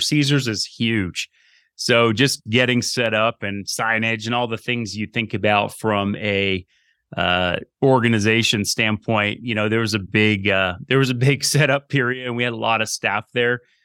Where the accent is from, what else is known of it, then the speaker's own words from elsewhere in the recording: Burlington, Vermont, United States; moved away as an adult; I grew up in Burlington, Vermont